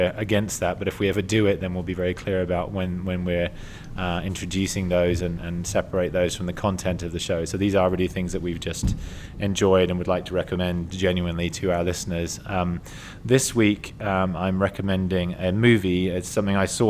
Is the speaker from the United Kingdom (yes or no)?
yes; England, United Kingdom; I'm English